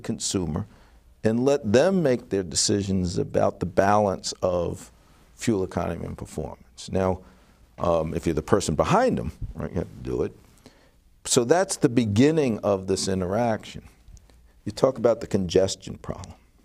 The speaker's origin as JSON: {"language": "English", "town": "New York City", "region": "New York", "country": "United States", "moved": "yes", "lives_now": "Detroit, United States", "said": "I'm from New York City originally, before I moved to Motown. My nuclear family's still there"}